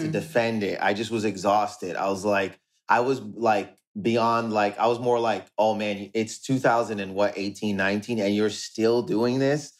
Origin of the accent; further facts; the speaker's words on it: Windsor, Ontario, Canada; in Windsor, where I grew up in Windsor, it's Windsor, Ontario, Canada.